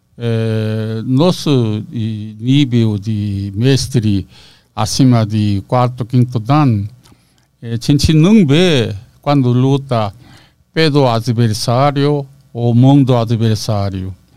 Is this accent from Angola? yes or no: no; South Korea; Portuguese is a second language; moved away as an adult; now in Brazil; eu sou josenjin